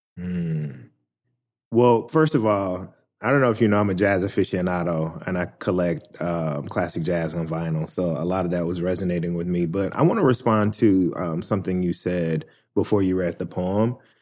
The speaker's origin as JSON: {"language": "English", "town": "Memphis", "region": "Tennessee", "country": "United States", "tie": "born or raised there"}